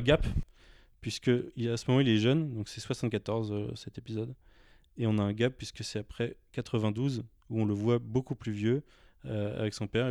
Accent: France; on est français

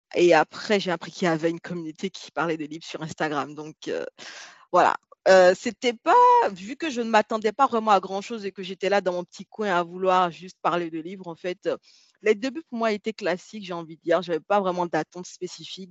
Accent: Benin; moi j'ai grandi au Bénin, c'est un pays de l'Afrique de l'Ouest

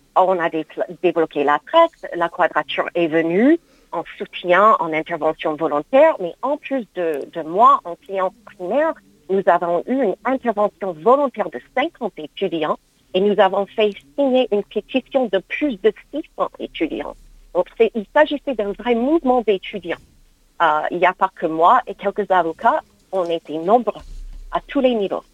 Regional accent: United States; now in France; mon pays d'origine, les États-Unis

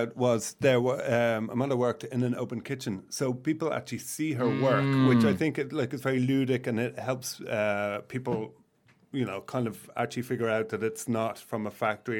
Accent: Dublin, Leinster, Ireland; now in Paris, France; Oh, I'm from Ireland.

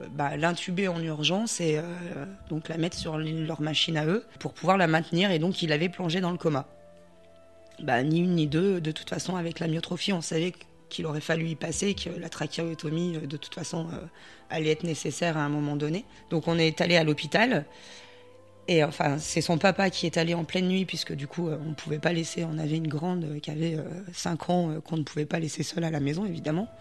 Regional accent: Voreppe, Auvergne-Rhône-Alpes, France; je viens de Vorep et je suis auxiliaire de vie

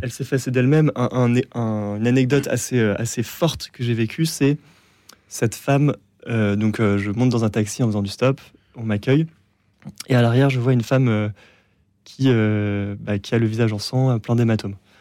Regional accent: France; j'étais français

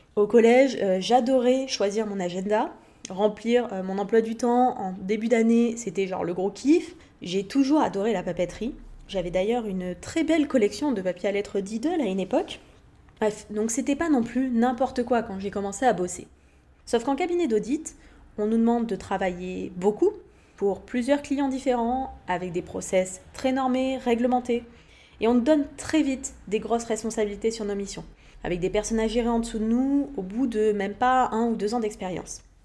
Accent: Montpellier, Occitania, France; moved away as an adult; also born or lived in Levallois-Perret / Paris; j'ai passé toute mon enfance, mon adolescence vers Montpellier, dans le sud de la France

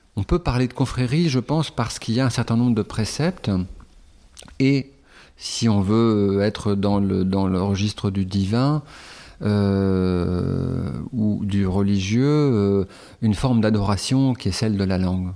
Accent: Calais, Hauts-de-France, France; moved away; j'ai passé la moitié de mon enfance à Calais.

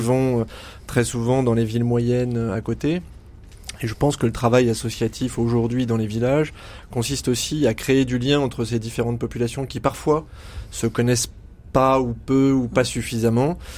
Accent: Auvergne-Rhône-Alpes, France; On est auvergnat d'origine

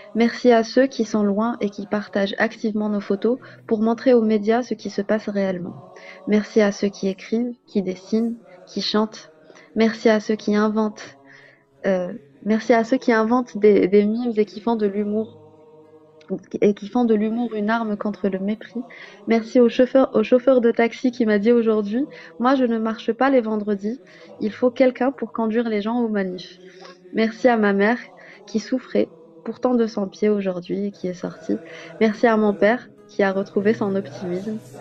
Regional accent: Algeria; en tant qu'Algérienne

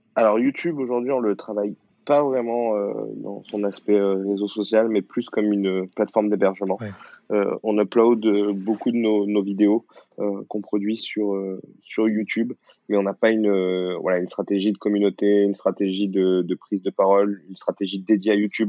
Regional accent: the South, southern France, France; je viens du Sud

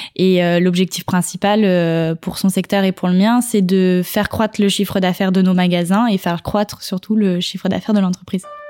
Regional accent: Normandy, France; now in Paris region, France; je suis normande

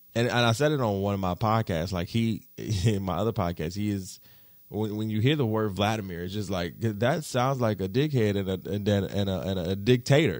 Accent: United States

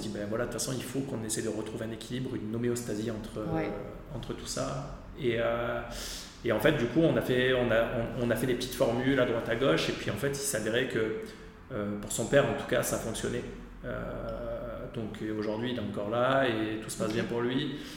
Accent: Aix-en-Provence, Provence-Alpes-Côte d'Azur, France; je suis d'Aix-en-Provence

